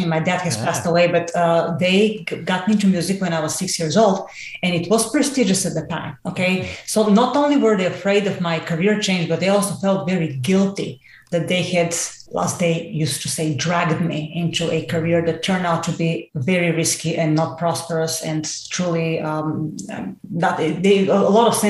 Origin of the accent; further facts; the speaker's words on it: Bulgaria; English is a second language; I had no science base whatsoever, let alone in English, because I'm Bulgarian. I mean, obviously my accent, I haven't been able to overcome that to save my life.